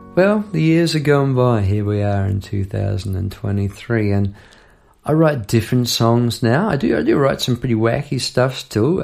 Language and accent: English; New Zealand; moved away as an adult; now in Melbourne, Australia; I'm from New Zealand, living in Melbourne